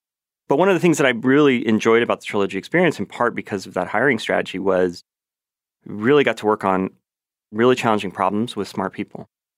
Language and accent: English; Los Angeles, California, United States; moved away; I grew up in Los Angeles, or outside of LA. I mean, it's a big area. But grew up watching the Dodgers and was a huge Vin Scully fan.